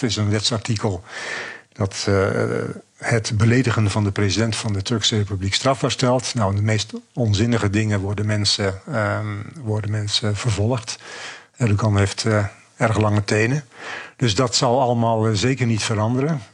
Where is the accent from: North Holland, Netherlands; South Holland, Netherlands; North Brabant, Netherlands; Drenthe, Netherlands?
North Holland, Netherlands; Zaandam; Ik kom zelf uit de Zaanstreek, uit Zandam